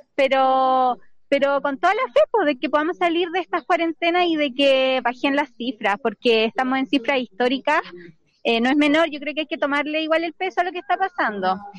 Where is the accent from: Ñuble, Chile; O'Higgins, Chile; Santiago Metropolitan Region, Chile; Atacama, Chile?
O'Higgins, Chile; Rengo; Yo vengo de Rengo, soy, soy renguina